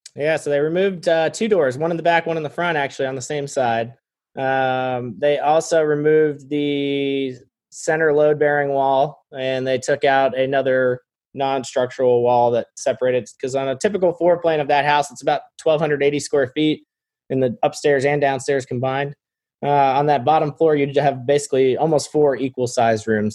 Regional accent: Florida, United States; moved away as an adult; now in North Carolina, United States; I grew up in Florida, and moved here uh, after college

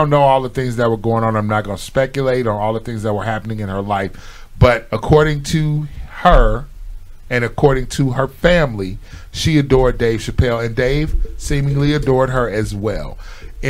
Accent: Chicago, Illinois, United States; I'm from Chicago, but my family base is in Tennessee

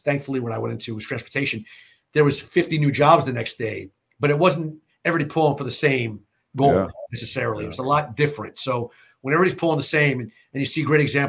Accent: United States; growing up in America

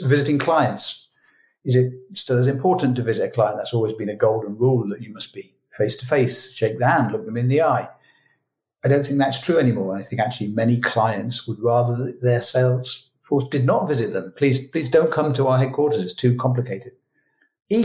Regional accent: United Kingdom; moved away; as a British citizen but living abroad

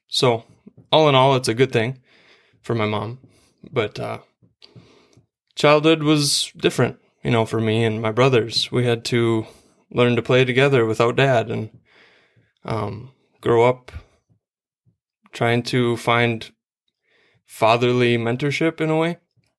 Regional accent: Starbuck, Minnesota, United States; So I grew up in Starbuck, Minnesota. That's out west towards Alexandria, Glenwood area. Minnewaska High School was where I went, and I'm the middle of three boys

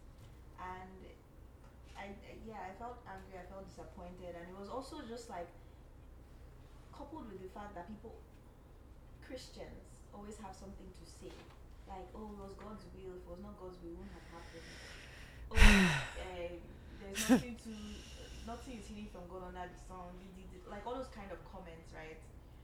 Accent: Nigeria; now in Canada; being a Nigerian in Canada

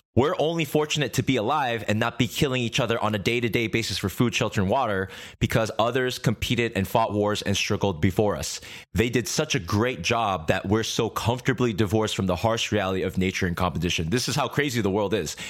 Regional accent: United States; also born or lived in Korea; When I was a baby, our family escaped Korea to America

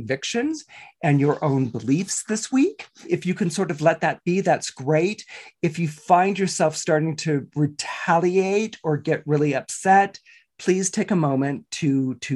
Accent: Northern California, United States; when I was growing up in Northern California

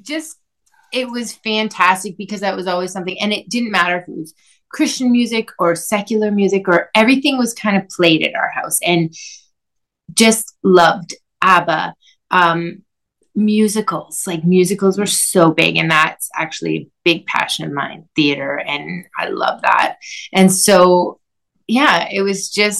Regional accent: Quebec, Canada; French. I'm from Quebec.

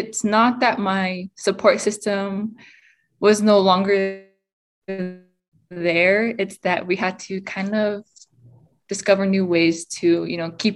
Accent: Pueblos of Laguna and Acoma, New Mexico, United States; I'm from the Pueblos of Laguna and Acoma.

